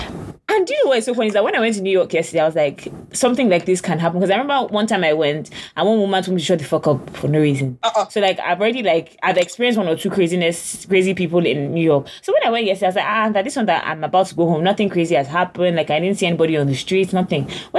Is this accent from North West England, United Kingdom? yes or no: no; London, United Kingdom; now in United States; I'm actually from London. I don't do this. I don't do American things like